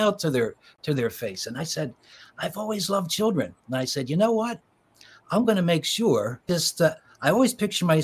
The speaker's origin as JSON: {"language": "English", "town": "Philadelphia", "region": "Pennsylvania", "country": "United States", "tie": "born or raised there", "said": "I was born in Philadelphia and grew up in the suburbs of Philly"}